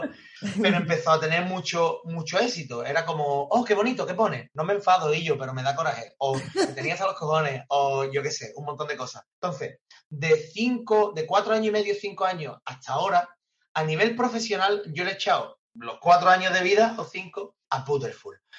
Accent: San Fernando, Andalusia, Spain; yo soy amante de San Fernando, me he criado aquí, conozco medio San Fernando y estoy aquí en mi casa.

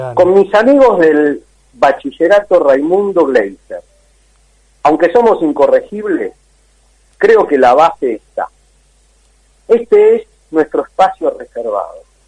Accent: Argentina; ¿Cómo somos los argentinos?

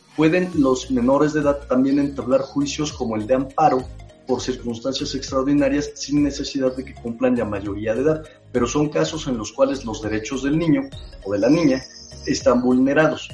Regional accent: Mexico; como mexicanos

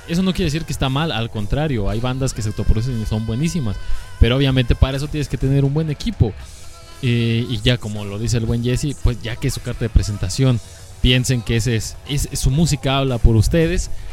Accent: Guadalajara, Jalisco, Mexico; Nosotros somos de Guadalajara

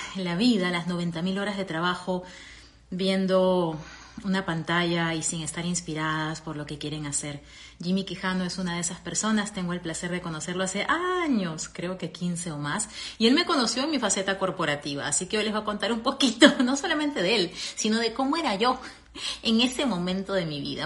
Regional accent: Peru; moved away as an adult; also born or lived in Venezuela; now in United States; regresar a, a, mi Perú a vivir

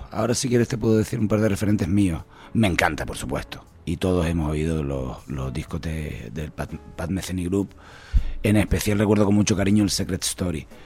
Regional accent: Canary Islands, Spain; todos los autores que, hemos escrito música somos canarios.

